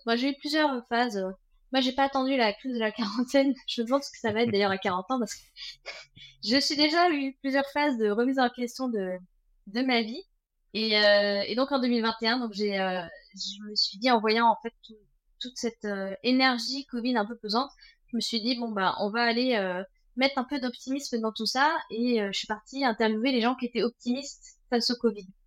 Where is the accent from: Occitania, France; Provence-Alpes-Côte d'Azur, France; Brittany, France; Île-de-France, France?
Île-de-France, France; Versailles; moved away as an adult; now in Vannes, France; je suis née en région parisienne, 78, installée à Vannes depuis euh, quelques années, 7 ans maintenant